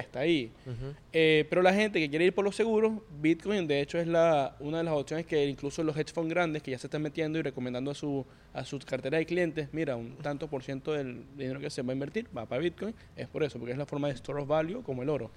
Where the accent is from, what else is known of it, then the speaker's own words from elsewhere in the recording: Venezuela; moved away as an adult; now in New York, United States; Yo llegué de Venezuela directamente a Nueva York.